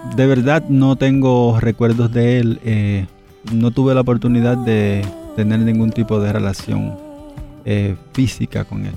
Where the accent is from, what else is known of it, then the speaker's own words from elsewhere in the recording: Dominican Republic; Yo soy originario de la República Dominicana. Tuve una niñez, yo diría que muy normal dentro de las circunstancias que se viven en mi tierra